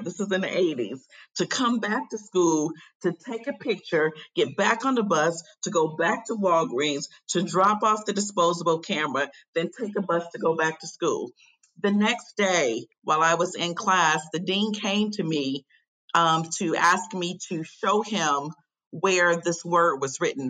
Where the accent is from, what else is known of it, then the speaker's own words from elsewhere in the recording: Chicago, Illinois, United States; now in Raleigh, United States; I currently live in Raleigh, North Carolina, but I'm originally from Chicago, Illinois, born and raised on South Side